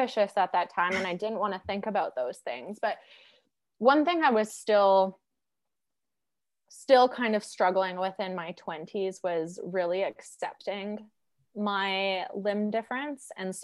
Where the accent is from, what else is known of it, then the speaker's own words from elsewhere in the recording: Alberta, Canada; growing up in Alberta